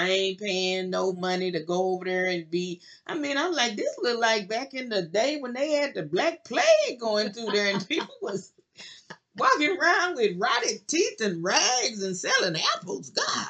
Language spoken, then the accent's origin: English; United States; we're black Americans